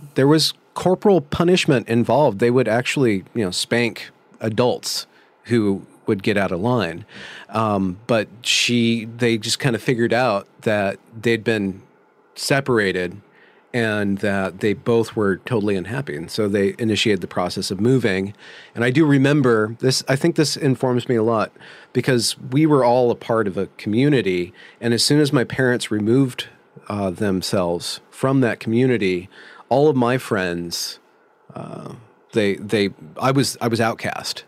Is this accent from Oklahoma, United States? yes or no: no; Ukiah, California, United States; I was born in California in, uh, Mendocino County.